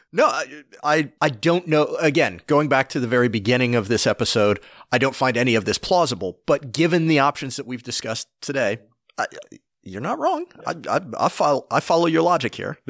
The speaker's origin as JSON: {"language": "English", "region": "Appalachia", "country": "United States", "tie": "born or raised there", "said": "I grew up in Appalachia. I've spent much of my life in Appalachia."}